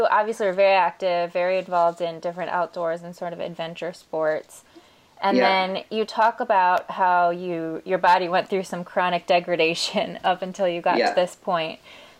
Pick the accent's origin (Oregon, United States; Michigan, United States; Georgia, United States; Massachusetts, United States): Michigan, United States; I grew up in Michigan also